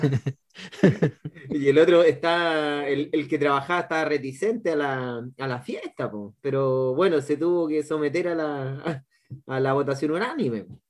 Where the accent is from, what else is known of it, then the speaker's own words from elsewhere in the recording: Santiago, Santiago Metropolitan Region, Chile; moved away as an adult; now in Valparaíso, Chile; yo vengo de Santiago y vine a estudiar acá a, región, para pues, Valparaíso